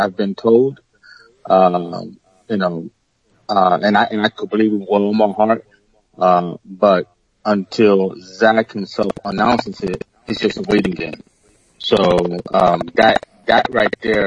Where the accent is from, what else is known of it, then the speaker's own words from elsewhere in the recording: New York City, New York, United States; I'm from Brooklyn